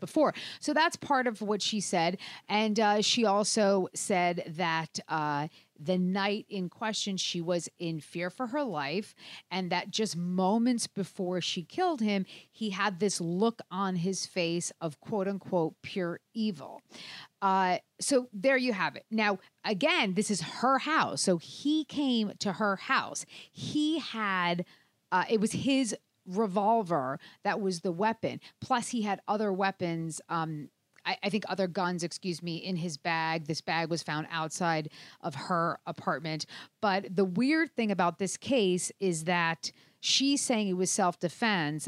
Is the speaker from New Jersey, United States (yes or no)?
yes; New Jersey, United States; your home state of New Jersey, actually my home state too.